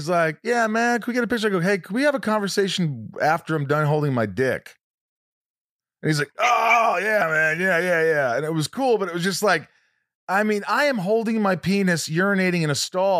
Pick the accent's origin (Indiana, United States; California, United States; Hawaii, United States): Indiana, United States; I grew up in Indiana